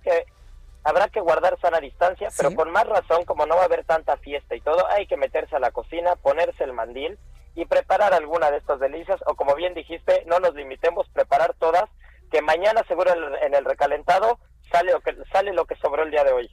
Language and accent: Spanish; Mexico; como mexicanos